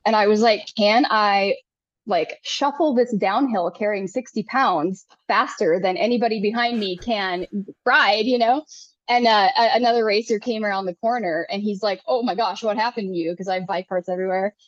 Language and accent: English; Minnesota, United States; also born or lived in Sonoran Desert, Arizona; now in Arizona, United States; i'm a minnesota farm girl like i did not grow up running across mountains